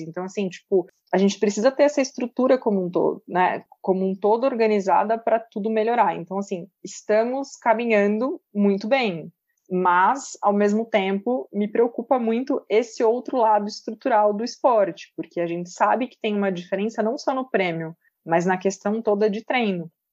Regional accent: Pedreira, São Paulo, Brazil; eu sou de uma cidade do interior de São Paulo, chamada Pedreira, e a minha infância toda eu cresci dentro de um clube poliesportivo

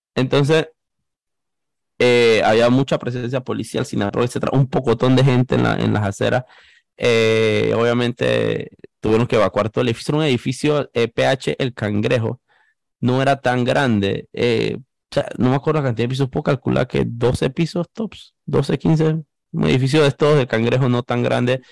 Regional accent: Panama; periodista panameño

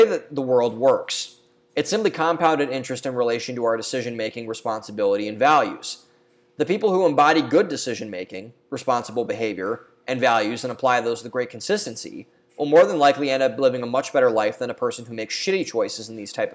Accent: Ohio, United States; There's a bar and restaurant in my hometown called Two Bucks. It's a small chain that's local in Ohio.

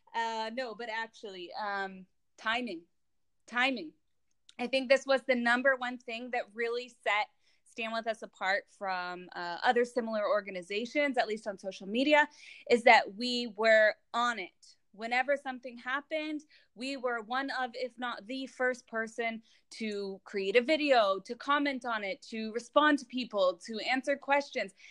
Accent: Los Angeles, California, United States; moved away as an adult; now in Israel; I'm originally from Los Angeles, but I, I made Aliyah and I moved to Israel four years ago

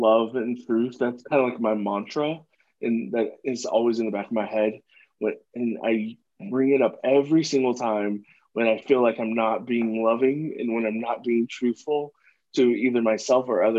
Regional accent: the South, United States; I grew up in the South

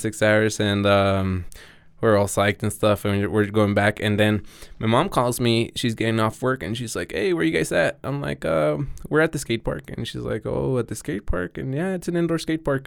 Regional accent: Mexico; English is a second language; also born or lived in Arizona / Colorado; now in Denver, United States; I'm a kid from Mexican parents that was born in Arizona and raised in Mexico.

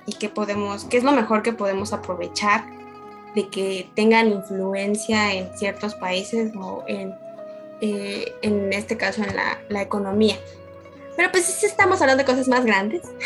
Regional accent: Mexico; yo soy de México

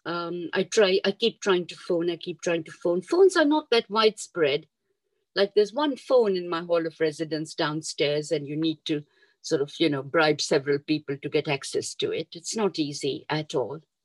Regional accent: Kampala, Central Region, Uganda; moved away as an adult; also born or lived in Mombasa, Kenya / Jinja, Uganda; We moved from Mombasa when I was five years old and we came to Kampala. And uh, we lived in Kampala. I lived in Kampala about 10 years and then my father was transferred to Jinja.

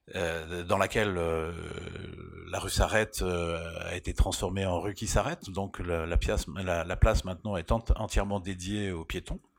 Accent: Rennes, Brittany, France; now in Paris, France; j'ai vécu à Rennes, donc j'ai grandi à Rennes

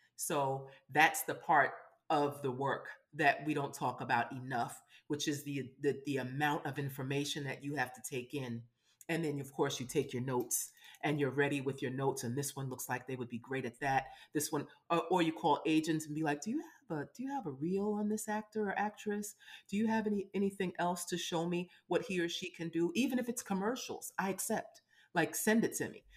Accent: New York City, New York, United States; I'm from Brooklyn

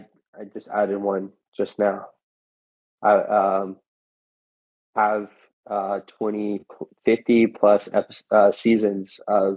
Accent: England, United Kingdom; Yeah, I'm actually from England, so.

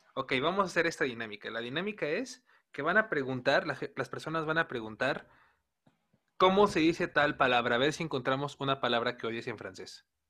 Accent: Mexico

